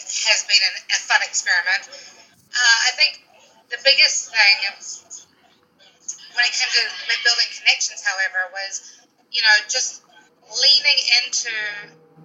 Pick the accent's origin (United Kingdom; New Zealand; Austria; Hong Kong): New Zealand; moved away as an adult; now in Washington, D.C., United States; Originally from New Zealand, okay. A small town called Redland, which is on the west coast of the North Island.